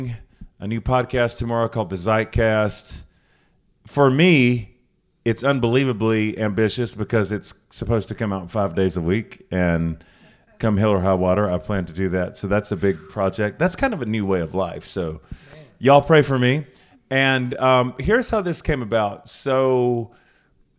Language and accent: English; Charlotte, North Carolina, United States; we're both from Charlotte